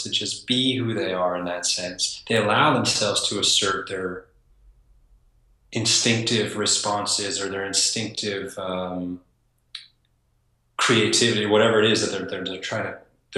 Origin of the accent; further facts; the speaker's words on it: East Coast, United States; I grew up on the East Coast with an Italian family